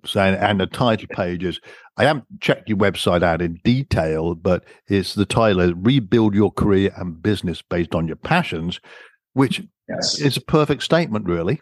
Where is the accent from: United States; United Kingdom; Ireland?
United Kingdom; accent: British; my British accent